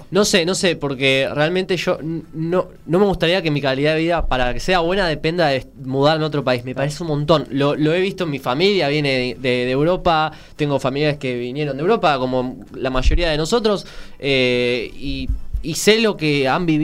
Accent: Argentina; porque yo necesito saber que voy a volver a mi amada Argentina, a mi tierra.

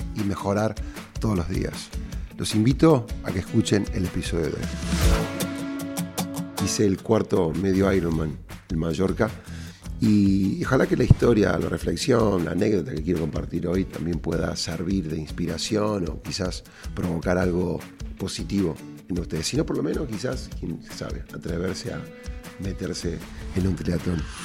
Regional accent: Córdoba, Argentina; cordobés y emprendedor

